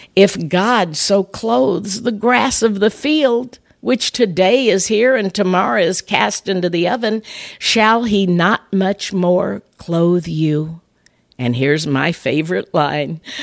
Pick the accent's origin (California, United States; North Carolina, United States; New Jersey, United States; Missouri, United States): Missouri, United States; north of Saint Louis; In my hometown, up in the area north of Saint Louis